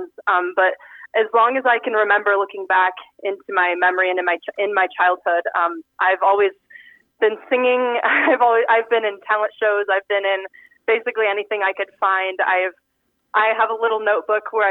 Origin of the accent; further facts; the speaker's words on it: Exira, Iowa, United States; moved away as an adult; now in York, Nebraska, United States; I'm from Exira, actually, right outside of Exira. Went to high school at Audubon